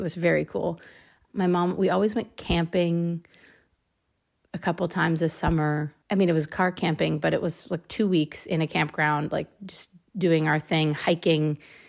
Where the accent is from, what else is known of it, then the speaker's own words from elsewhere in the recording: San Francisco, California, United States; also born or lived in Richmond, California; So there was a period of time when I lived in the East Bay, which is where my mom could like afford to buy a house, but she still worked in San Francisco. So we used to live in Richmond, California